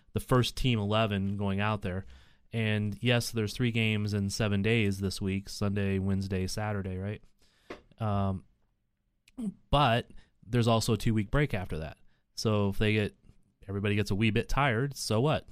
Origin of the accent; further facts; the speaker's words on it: Missouri, United States; I'm from Hick, Missouri